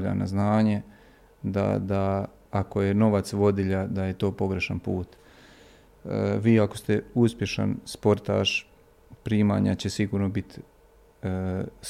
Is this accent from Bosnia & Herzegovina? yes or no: yes; Bosnia & Herzegovina; ja sam došao iz BiH sa ovih naših terena.